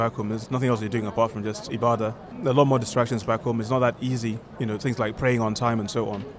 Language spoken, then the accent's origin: English; Nigeria; from Nigeria.